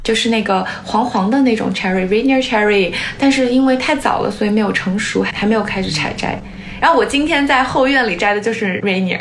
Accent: China; now in San Francisco Bay Area, United States; 我小时候在国内

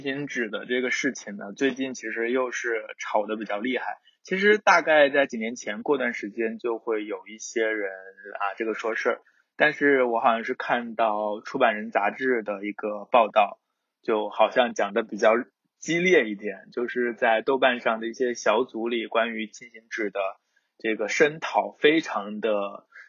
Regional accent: southern China, China; 作为一个南方人， 空气比较， 比较潮湿

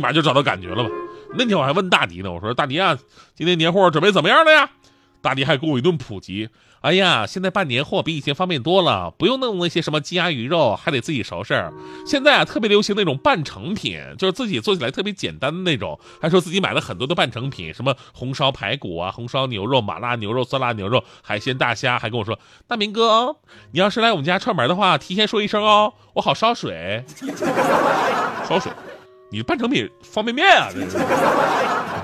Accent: Northeast China, China; 作为一个东北人呢，我东北人

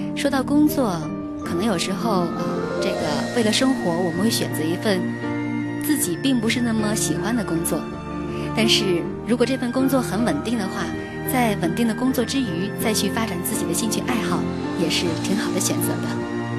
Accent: China; 我们中国人在心目当中有一种特别强烈的要出人头地的感觉

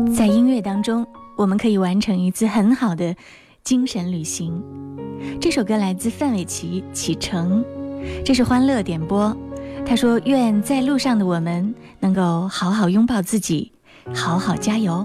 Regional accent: Wuhan, Hubei, China; 我们武汉人，我们湖北人拥有一个棒棒的机场

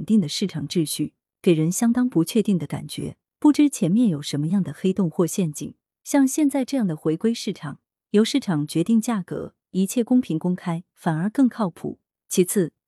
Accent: China; 经济理性每个人都具备，尤其是我们中国人，现在哪个不是精打细算？

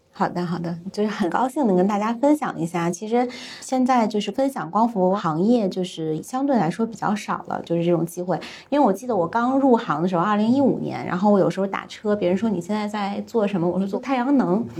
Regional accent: China; 我们中国人

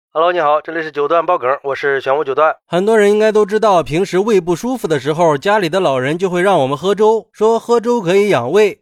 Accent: China; 而且，我们中国人跟西方人在体质上的区别是很大的。

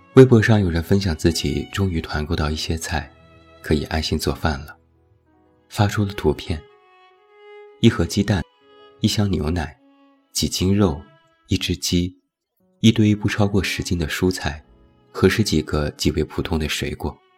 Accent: Shanxi, China; 我的家乡山西

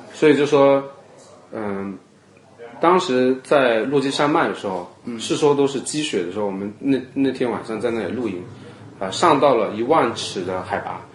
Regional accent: Chaozhou, Guangdong, China; moved away as an adult; now in United States; 我是潮州人嘛，那么潮州人当然是以茶会友

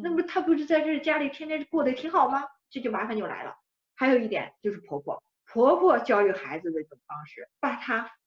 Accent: China; 我们中国人

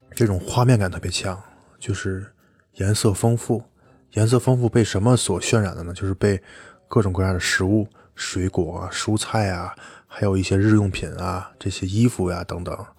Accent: Tianjin, China; also born or lived in Beijing; 像我们天津这边吃螃蟹

